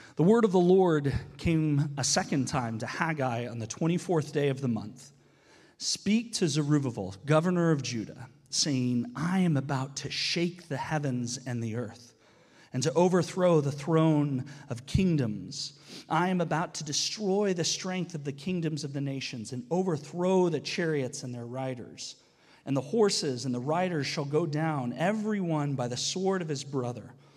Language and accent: English; United States; now in Canada; as an American